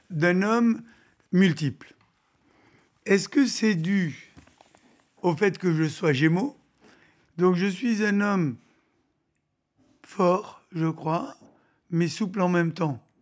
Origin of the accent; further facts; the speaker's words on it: France; moved away; Vous savez, j'ai pour coutume de dire que je suis orphelin de France. Donc je ne suis pas parti de gaieté de cœur